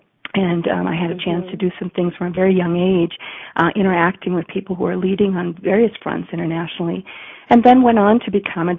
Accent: Minnesota, United States; born or raised there; also born or lived in Kerala, India / Canada

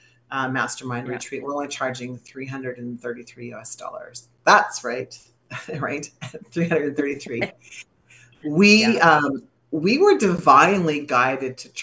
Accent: Canada; I was known as the Canadian girl who had never done any yoga in her life.

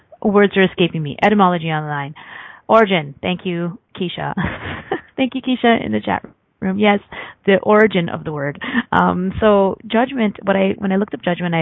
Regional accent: Canada; I'm Canadian

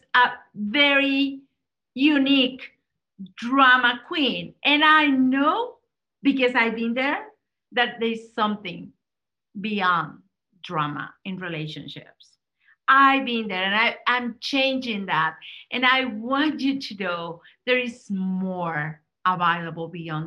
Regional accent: Mexico; I'm Latina, I'm from Mexico

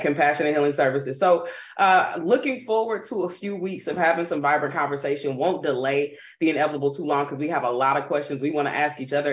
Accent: Kansas City, Missouri, United States; now in Orange County, United States; born and raised in Kansas City, Missouri, currently living in Orange County, California

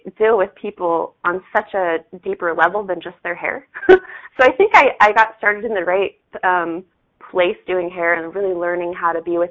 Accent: Salt Lake City, Utah, United States; I was born and raised in Salt Lake City, Utah. Yeah, and I actually still live here.

